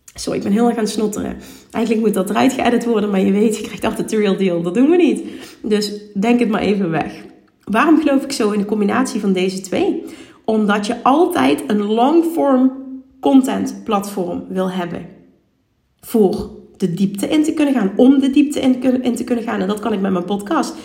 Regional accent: Limburg, Netherlands; accent: Limburgs; Ik ben een huppelkutje uit Limburg

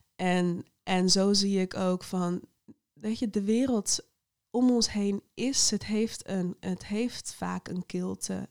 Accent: Netherlands; ik voel me echt een Nederlander

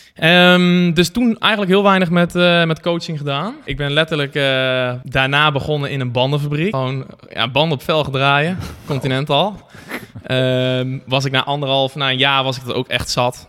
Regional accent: Barneveld, Gelderland, Netherlands; also born or lived in Amersfoort; geboren in Amersfoort. Eigenlijk altijd gewoond in eh, Barneveld-Lunteren

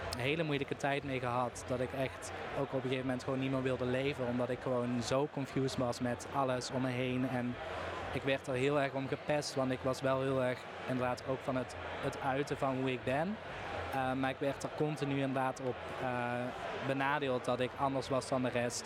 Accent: Limburg, Netherlands; Ik kom uit Limburg, dus daar was carnaval

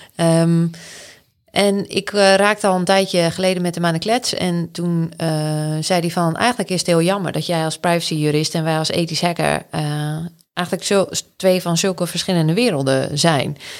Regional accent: Anna Paulowna, North Holland, Netherlands; also born or lived in Den Helder; now in Groningen, Netherlands; ik ben opgegroeid in Annapalona. Dat is in de kop van Noord-Holland.

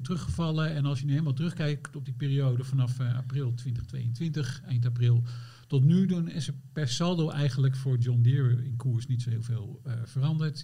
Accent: eastern Netherlands, Netherlands; now in Amsterdam, Netherlands; ik kom oorspronkelijk uit het oosten van het land.

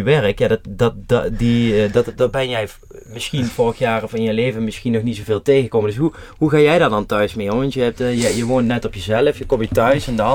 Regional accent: Netherlands; En vooral als Nederlander.

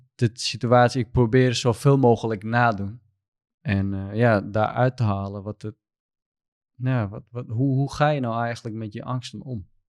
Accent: Southeast Turkey, Turkey; Dutch is a second language; moved away as an adult; now in Netherlands; ik kom uit Turkije. Ik ben een Koerd. Eh, ik kom uit Zuidoost-Turkije. en ik woon hier in Nederland sinds 2019 oktober.

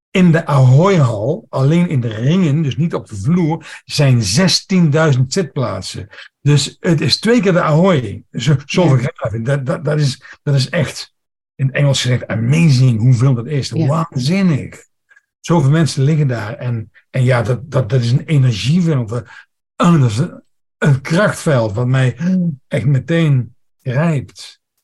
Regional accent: Netherlands; Ik ben opgegroeid bij de Duitse grens, dus mijn, mijn Duits is ook redelijk goed

